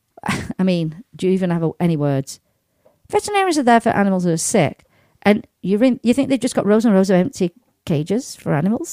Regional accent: United Kingdom; because, you know, being a Brit, like a nice little bit of rain now and again

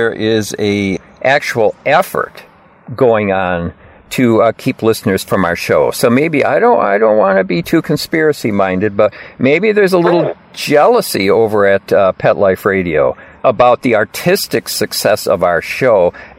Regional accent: Lowell, Massachusetts, United States; Well, I did want to tell you, you know, a little bit of news from my hometown of Lowell.

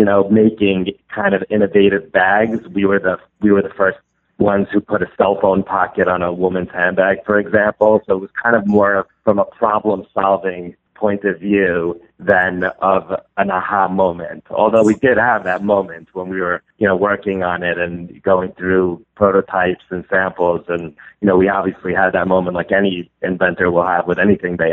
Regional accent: New York City, New York, United States; I'm from Brooklyn, New York

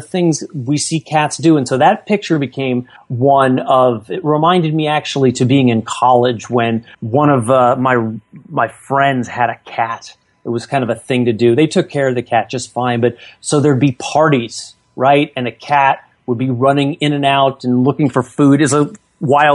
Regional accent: California, United States; the shiny suburb I was growing up in California

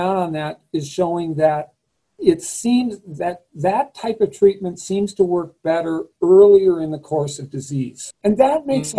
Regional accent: Eugene, Oregon, United States; I grew up in Western Oregon in the Willamette Valley in Eugene, Oregon

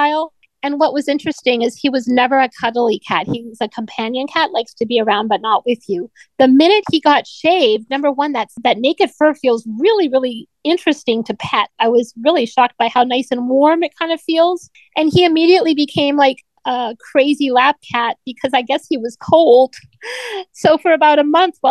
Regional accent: Canada; I grew up in Canada, so of course I love my native country as well.

